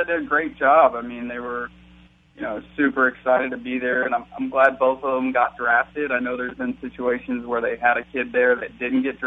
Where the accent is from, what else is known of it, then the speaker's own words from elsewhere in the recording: Wadsworth, Ohio, United States; I was back in Ohio in my hometown, Wadsworth, with my parents